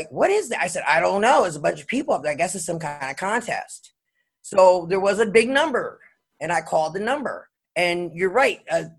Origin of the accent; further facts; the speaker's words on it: Los Angeles, California, United States; also born or lived in Pennsylvania / San Diego; I moved from San Diego back to Hollywood, where I had grown up. In the Hollywood Hills on a street called Holly Drive.